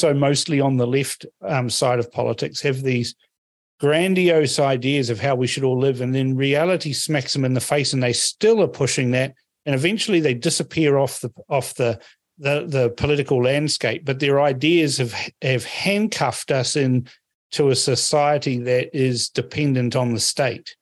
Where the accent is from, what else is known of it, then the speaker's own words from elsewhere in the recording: New Zealand; also born or lived in Melbourne; I came from New Zealand where public transport's rubbish